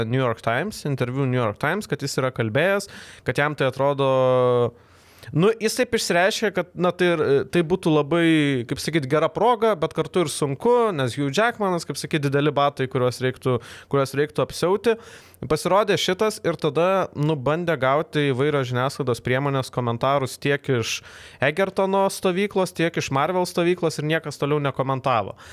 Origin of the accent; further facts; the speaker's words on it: Lithuania; aš gimiau Lietuvoje, netropikuose